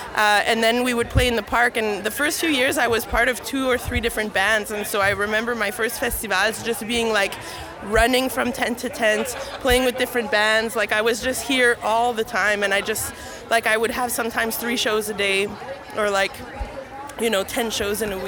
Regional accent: Winnipeg, Manitoba, Canada; I was born and raised in St. Boniface.

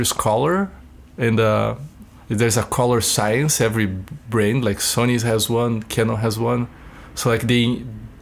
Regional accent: Brazil; now in Winnipeg, Canada; I'm from Brazil

